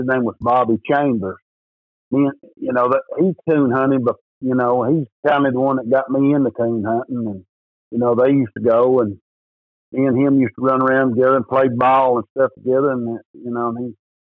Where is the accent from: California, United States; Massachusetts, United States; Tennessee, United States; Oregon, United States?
Tennessee, United States; East; I'm from East Tennessee here in the Smoky Mountains